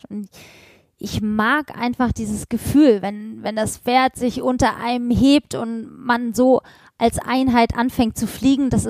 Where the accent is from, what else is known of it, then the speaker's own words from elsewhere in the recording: Hamburg, Germany; born there; moved away; Ich bin in Hamburg geboren und ähm, mein Vater hat dann irgendwann gesagt, so jetzt äh, Schluss mit ordentlichem Beruf.